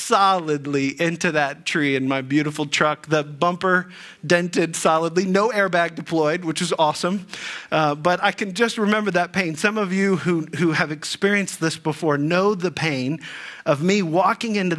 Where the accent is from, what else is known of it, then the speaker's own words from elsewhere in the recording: Dayton, Ohio, United States; moved away as an adult; also born or lived in Texas; now in Northeast Ohio, United States; I grew up in the Dayton area